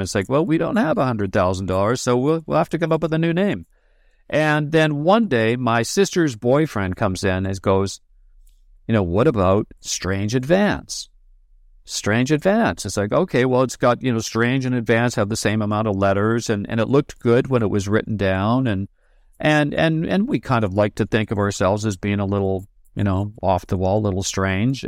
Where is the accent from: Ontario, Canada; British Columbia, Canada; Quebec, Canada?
British Columbia, Canada; New Westminster; also born or lived in Glasgow, Scotland; we moved to New Westminster and, and B C, just a little town outside of Vancouver